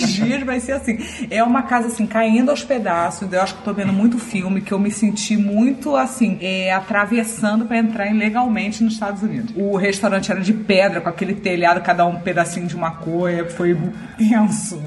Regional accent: Rio de Janeiro, Brazil; now in Santos, Brazil; eu sou carioca

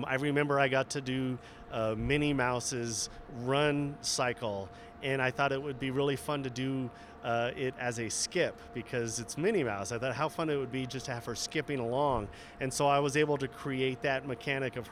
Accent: Southern California, United States; moved away as an adult; now in Salt Lake City, United States; I was born and raised in Southern California

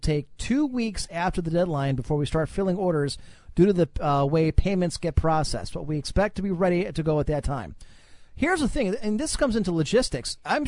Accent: Cleveland, Ohio, United States; When I was growing up in Cleveland, the Browns had the opportunity to make the Super Bowl behind Bernie Kosar.

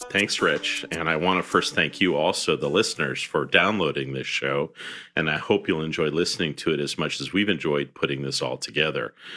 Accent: Fresno, California, United States; moved away; I grew up in the Central San Joaquin Valley, uh, in California, uh, in Fresno, California.

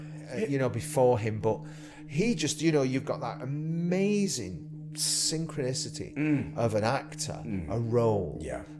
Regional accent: Haydock, North West England, United Kingdom; my little library where I grew up in Haydock's still there, the building.

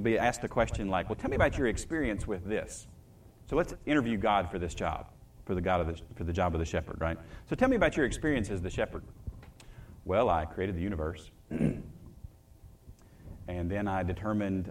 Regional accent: the South, United States; I grew up in the South

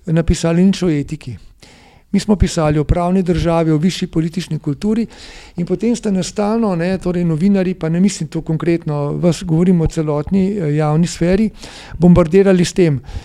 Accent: Slovenia; Slovenci smo

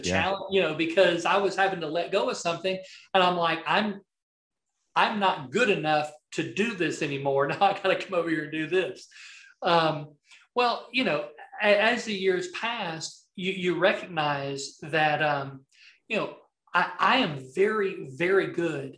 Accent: the South, United States; accent: Southern; my Southern accent

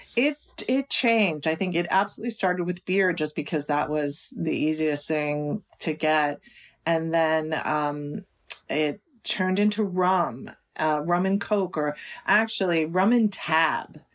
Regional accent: United States; also born or lived in New York City, United States; even though I was born in New York City, this particular, we, I grew up kind of out in the country

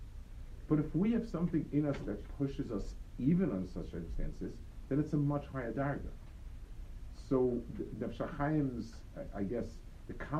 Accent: New York City, New York, United States; Near where I grew up on the Lower East Side, so the yeshiva was two blocks away from my house

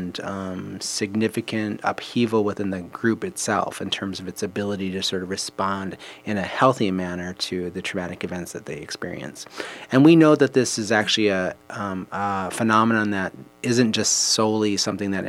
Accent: Minnesota, United States; I was born and raised in here in Minnesota

